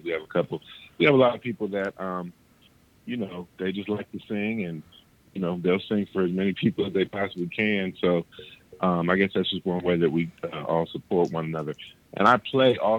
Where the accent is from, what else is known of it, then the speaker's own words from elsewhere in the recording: Columbus, Ohio, United States; My hometown is Columbus, Ohio. And I reside now in Columbus, Ohio